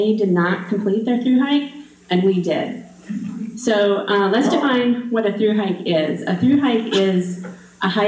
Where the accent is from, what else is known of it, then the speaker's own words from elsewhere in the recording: Wisconsin Rapids, Wisconsin, United States; I grew up here in Wisconsin Rapids, and I went to Assumption High School.